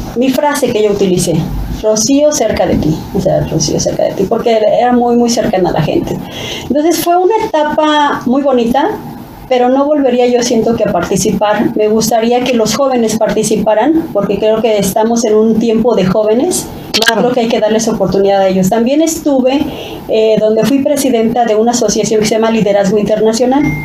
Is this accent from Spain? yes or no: no; Mexico; ahí es donde yo me nací y crecí en el Adolfo López Mateos